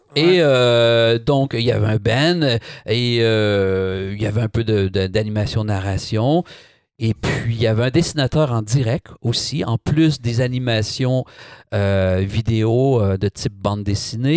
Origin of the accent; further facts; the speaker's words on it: Trois-Rivières, Quebec, Canada; accent: Québécois; moved away as an adult; also born or lived in Montreal, Canada; now in France; je viens de Trois-Rivières. Trois-Rivières en plein cœur du Québec.